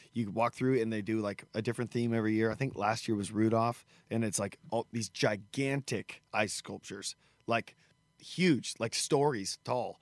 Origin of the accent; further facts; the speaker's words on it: United States; the Benton County Fair, which is my hometown county fair